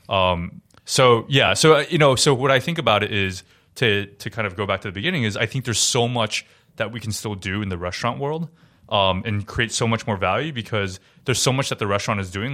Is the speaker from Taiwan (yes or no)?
yes; Taiwan; now in New York, United States; I grew up in Taiwan, also, and really great food and restaurant culture there